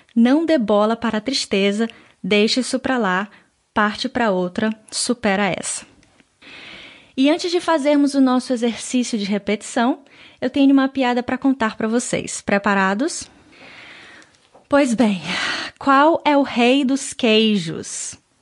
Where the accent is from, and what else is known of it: Brazil; moved away